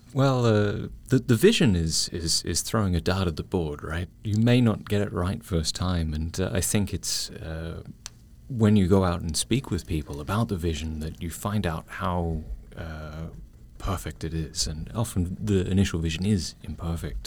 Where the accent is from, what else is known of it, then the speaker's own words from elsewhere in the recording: Melbourne, Victoria, Australia; now in Taiwan; I'm Australian Taiwanese